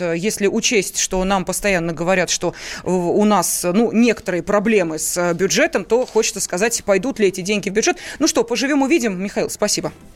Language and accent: Russian; Tolyatti, Samara Oblast, Russia; Я сама из Тольятти